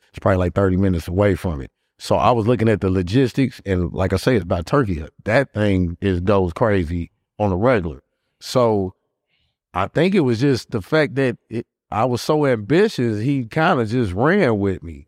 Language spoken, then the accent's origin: English; Gary, Indiana, United States; now in Indianapolis, United States; Born and raised in Gary